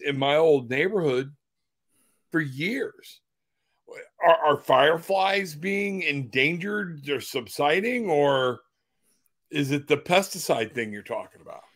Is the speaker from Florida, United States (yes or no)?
yes; Florida, United States; I'm from Florida